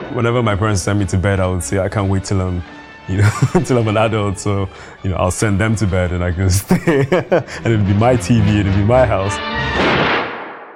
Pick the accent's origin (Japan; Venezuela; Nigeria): Nigeria; I grew up in Nigeria